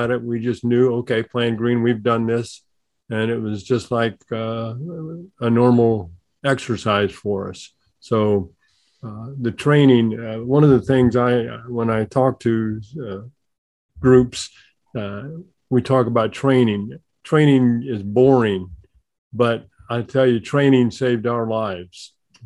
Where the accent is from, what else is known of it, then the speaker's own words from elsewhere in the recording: Missouri, United States; being from Missouri, the Oshomi State